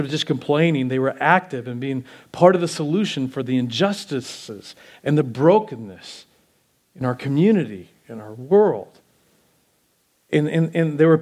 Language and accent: English; United States; us as American Christians